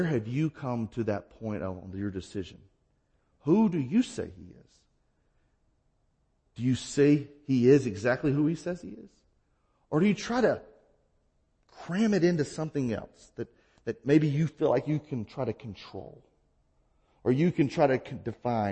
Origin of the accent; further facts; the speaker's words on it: the South, United States; now in Midwest, United States; where I grew up in the South